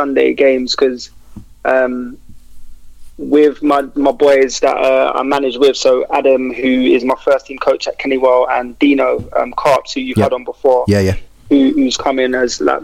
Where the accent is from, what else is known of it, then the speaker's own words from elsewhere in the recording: London, United Kingdom; I'm from Kennington, Oval, Brixton area.